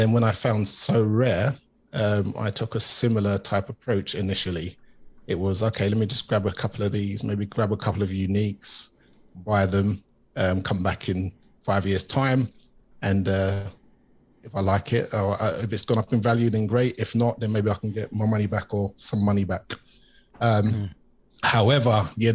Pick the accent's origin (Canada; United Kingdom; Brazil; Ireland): United Kingdom; London; I'm from East London originally, typical working class background, East London